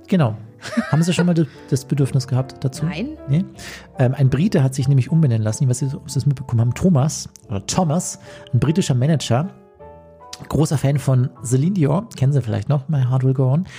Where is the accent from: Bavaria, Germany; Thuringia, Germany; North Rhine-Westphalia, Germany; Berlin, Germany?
Bavaria, Germany; Chiemgau; bei uns im Chiemgau